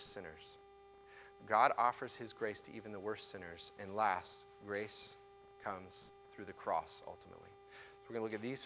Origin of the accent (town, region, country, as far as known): United States